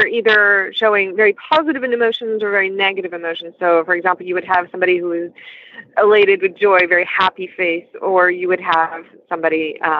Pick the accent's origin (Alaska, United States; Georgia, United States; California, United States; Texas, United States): Texas, United States; accent: Texan; moved away as an adult; now in Tours, France; I've kind of lost the Texan accent. Yes, I grew up in Texas near Dallas, and then I moved to France 22 years ago and was staying in Paris for a long time.